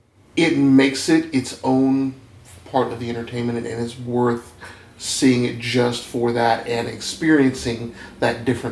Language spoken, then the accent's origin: English; United States; I'm an American